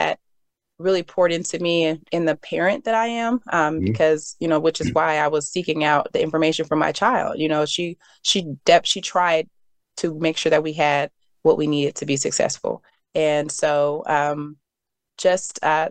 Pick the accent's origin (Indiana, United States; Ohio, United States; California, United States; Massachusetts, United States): Ohio, United States; Dayton; moved away; I was born in Ohio. I was born in Dayton, Ohio